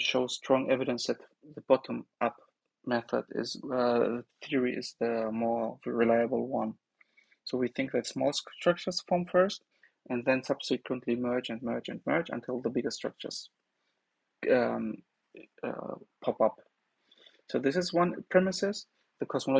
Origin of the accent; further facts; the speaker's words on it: Bochum, North Rhine-Westphalia, Germany; moved away; also born or lived in Aachen / Hattingen; I am from Bochum